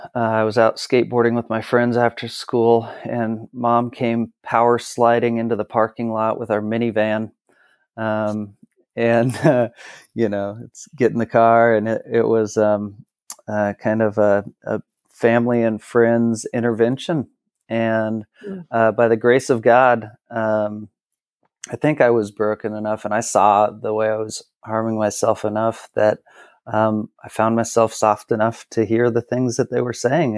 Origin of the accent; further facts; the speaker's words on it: Kennewick, Washington, United States; also born or lived in Portland / Texas; So I am from Kennewick, Washington, where I live now.